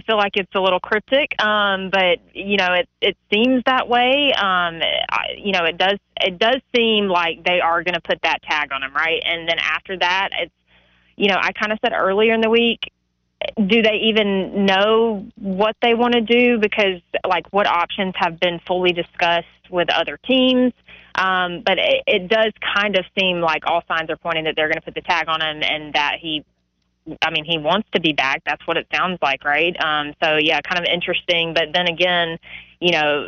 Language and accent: English; the South, United States; we're from the South